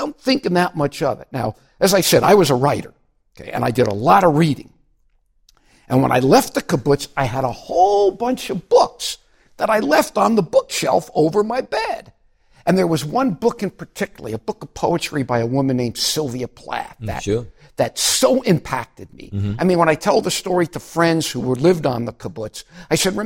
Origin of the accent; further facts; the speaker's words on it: Miami Beach, Florida, United States; moved away; I grew up in Miami Beach